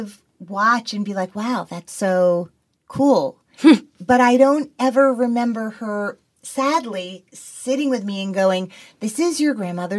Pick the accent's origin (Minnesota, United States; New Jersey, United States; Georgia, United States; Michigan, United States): New Jersey, United States; Teaneck; I grew up in Teaneck, New Jersey.